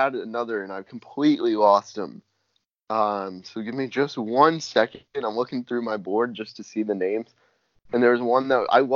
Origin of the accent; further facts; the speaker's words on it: Plano, Texas, United States; Plano, actually, my hometown.